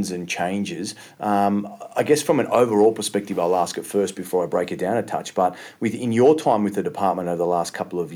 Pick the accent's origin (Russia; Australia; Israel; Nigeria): Australia; me as an Australian